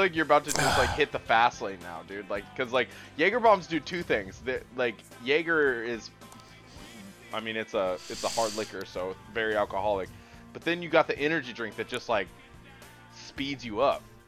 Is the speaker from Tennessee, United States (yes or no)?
no; Washington, United States; I'm from Washington. I've lived in Washington my whole life